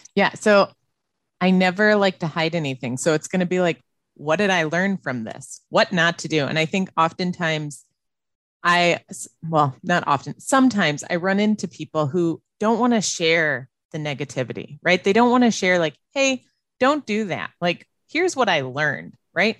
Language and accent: English; Illinois, United States; moved away as an adult; also born or lived in Las Vegas / Dallas / Austin; now in Wisconsin, United States; I grew up in Illinois